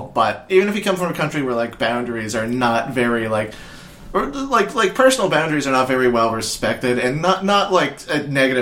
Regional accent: Nova Scotia, Canada; if I came from Nova Scotia

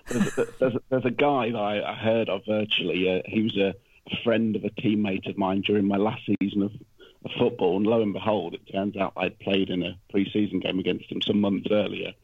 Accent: Leicester, East Midlands, United Kingdom; I'm from Leicester

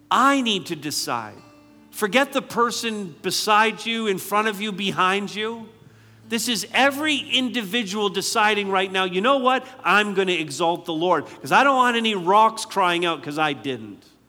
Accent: Barrie, Ontario, Canada; I'm from Barrie, so we have C T V, Barrie News, and, and I'm grateful to live in a community that's pretty safe.

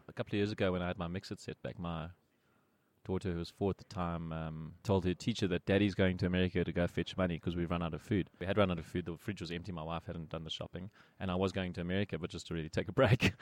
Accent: Pretoria, Gauteng, South Africa; I grew up in Pretoria and I went to the Glen High School

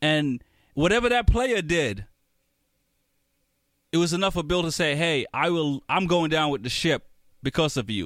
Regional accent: Jamaica; now in United States; I'm from Jamaica, I'm a United States citizen by papers

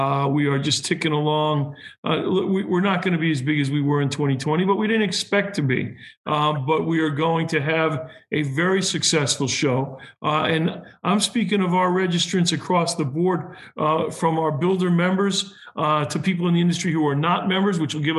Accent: New England, United States; I'm a New Englander too

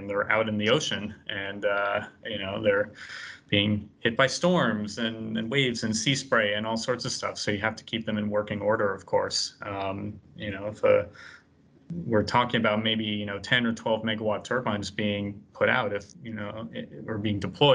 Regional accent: Boston, Massachusetts, United States; I'm from Boston

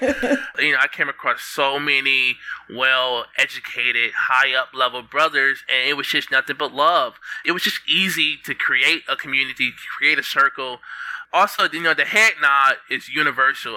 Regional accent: Detroit, Michigan, United States; I'm from Detroit. I'm 30. I'm living in. Uh, uh, Michigan right now.

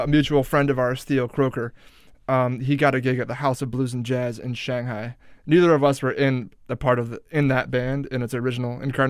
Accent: Silver Spring, Maryland, United States; moved away; we were both from the D.C. area. I grew up in Silver Spring, Maryland.

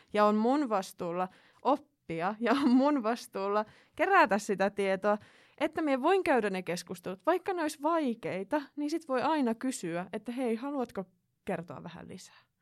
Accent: Finland; mä oon Suomesta

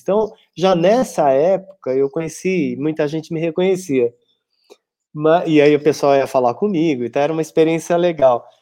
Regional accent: São Paulo, Brazil; eu sou de São Paulo, mas eu ia uma vez por semana dar aula em Sorocaba

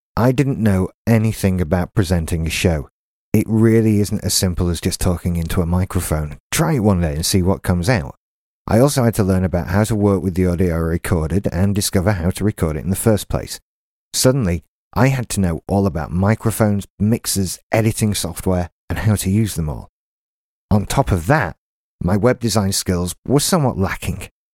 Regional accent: Doncaster, Yorkshire and the Humber, United Kingdom; now in Haworth, United Kingdom; I'm from Doncaster, thirty-five years old, and live in the small West Yorkshire village of Haworth

